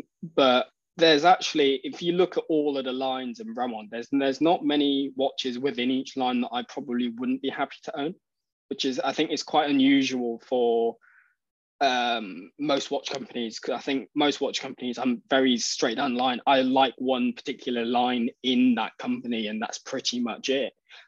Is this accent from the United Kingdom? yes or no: yes; United Kingdom; I think EP120, because I'm British.